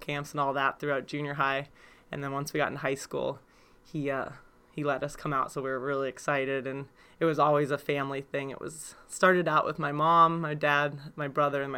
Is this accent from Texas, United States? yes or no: no; Homer, Alaska, United States; I was born in Homer, Alaska, and my family fished